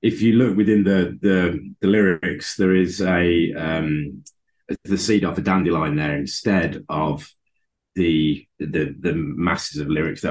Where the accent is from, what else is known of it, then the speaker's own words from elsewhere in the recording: Birmingham, West Midlands, United Kingdom; moved away; it was in Birmingham, my hometown